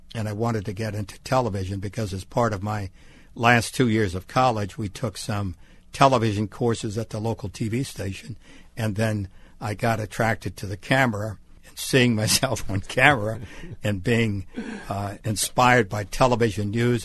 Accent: Bay St. Louis, Mississippi, United States; moved away; On the Gulf Coast of Mississippi, a little town called Bay Saint Louis in Hurricane Alley

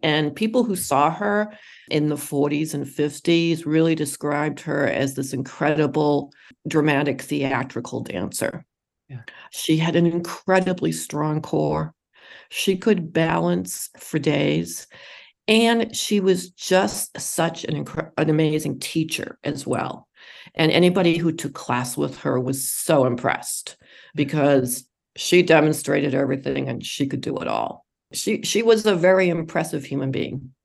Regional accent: Boston, Massachusetts, United States; in Boston. That that's where I'm from.

